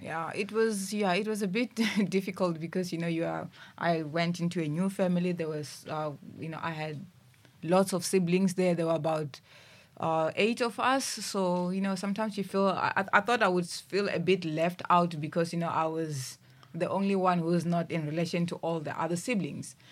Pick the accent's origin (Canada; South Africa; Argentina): South Africa; Thohoyandou, Limpopo; also born or lived in Musina; I was born, uh, back in Musina and I stayed, uh, in Limpopo, in Thoyandou